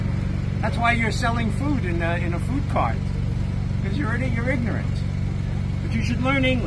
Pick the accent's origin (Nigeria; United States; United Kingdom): United States; I'm an American.